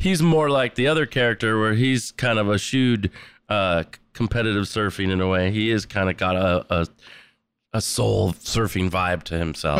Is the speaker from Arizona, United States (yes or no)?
no; San Diego, California, United States; growing up in La Jolla, come on, wind and sea, there's a, there's an amazing surf culture where I grew up